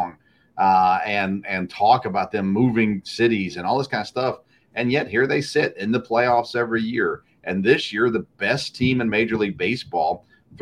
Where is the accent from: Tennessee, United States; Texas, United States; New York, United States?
Tennessee, United States; Nashville area; I grew up in the Nashville area